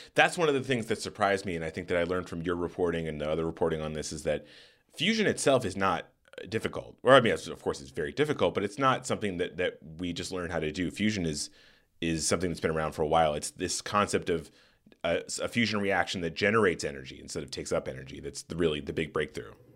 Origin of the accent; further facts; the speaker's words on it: Tucson, Arizona, United States; I grew up in Tucson, Arizona